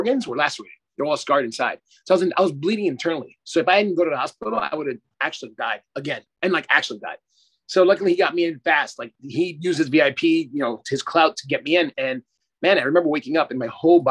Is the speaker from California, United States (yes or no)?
no; New York City, New York, United States; moved away; also born or lived in South Florida / Australia; I'm a Panamanian and Dutch descent. So I was born in Brooklyn, New York